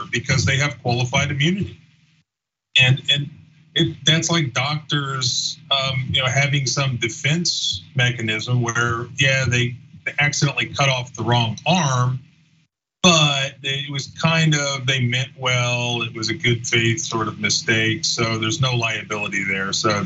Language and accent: English; Florida, United States; I grew up in Florida